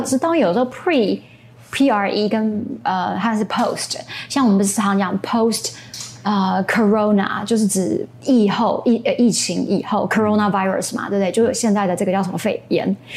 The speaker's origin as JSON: {"language": "Chinese", "country": "Taiwan", "first_language": "English and Chinese", "said": "因为我们离日本很近"}